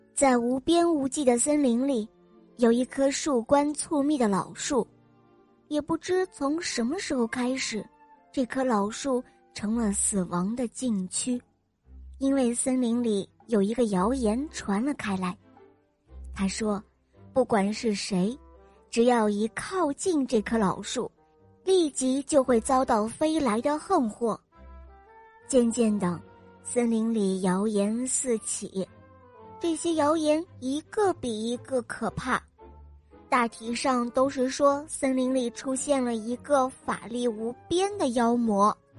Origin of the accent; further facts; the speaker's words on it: Harbin, Heilongjiang, China; 我六岁了，我来自美丽的哈尔滨